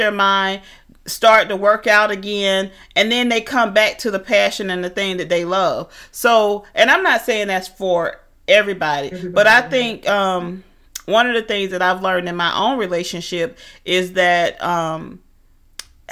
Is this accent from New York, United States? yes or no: no; Atlanta, Georgia, United States; moved away; I'm from Atlanta